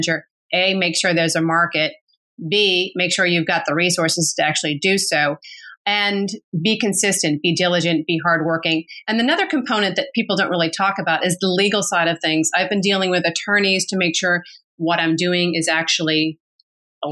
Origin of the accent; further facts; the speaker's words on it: Massachusetts, United States; moved away as an adult; now in New York City, United States; We grew up very nicely in Massachusetts